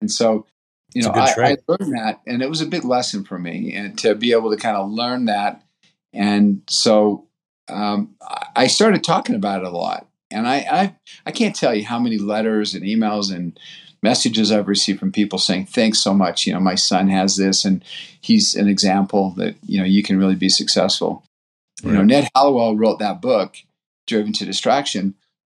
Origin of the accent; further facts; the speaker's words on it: Brazil; born there; ever since I was born in Brazil, my dad was a missionary there and then went back as a journalist.